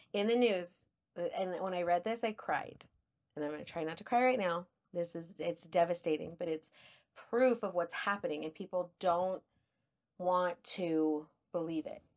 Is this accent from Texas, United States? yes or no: yes; El Paso, Texas, United States; accent: El Paso; also born or lived in San Marcos, Texas; I grew up in El Paso